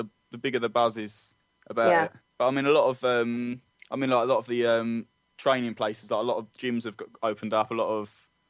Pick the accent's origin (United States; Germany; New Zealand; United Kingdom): United Kingdom; London; I'm quite proud of growing up in London.